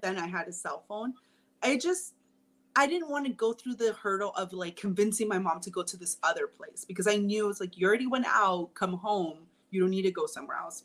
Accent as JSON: {"language": "English", "town": "Long Beach", "region": "California", "country": "United States", "tie": "born or raised there", "said": "we grew up in Long Beach"}